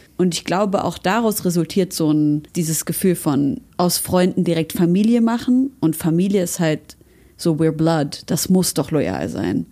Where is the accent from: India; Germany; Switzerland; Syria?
Syria; moved away; wir kommen aus Syrien